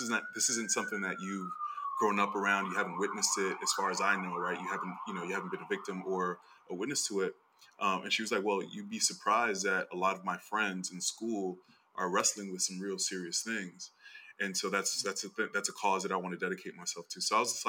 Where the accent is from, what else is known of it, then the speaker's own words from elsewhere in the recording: United States; also born or lived in Brooklyn; I was born here and my family is Dominican.